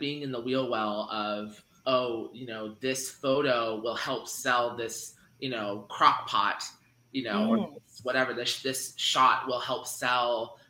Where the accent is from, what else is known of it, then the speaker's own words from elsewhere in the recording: Washington, United States; moved away as an adult; now in San Francisco Bay Area, United States; I am originally from Washington State, which is like a really like semi-liberal, semi-conservative state, depending on what side of the state you're on. I was on the more conservative side of the state. And then I moved to the San Francisco Bay Area when I was 18, and I've been here ever since.